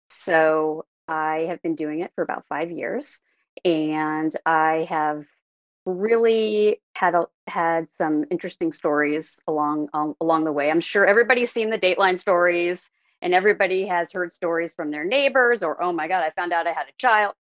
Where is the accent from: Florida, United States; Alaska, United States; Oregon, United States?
Oregon, United States; Oregon City; also born or lived in Santa Clara, California; now in California, United States; I was actually born in California. I was born in Santa Clara, but I grew up in, outside of Portland, Oregon, in a small town called Oregon City.